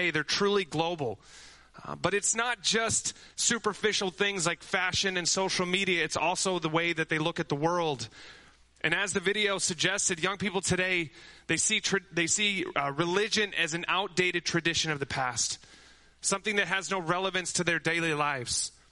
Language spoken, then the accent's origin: English; Amsterdam, North Holland, Netherlands; You know, my brother and I, we grew up in Amsterdam where my parents' mission started.